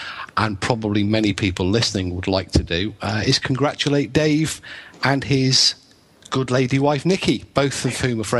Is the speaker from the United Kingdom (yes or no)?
yes; England, United Kingdom; now in Wales, United Kingdom; I'm English, but I live in Wales, and I'm married to a Welsh, my wife is Welsh.